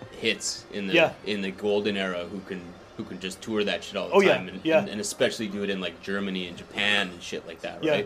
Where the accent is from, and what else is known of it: Manitoba, Canada; born or raised there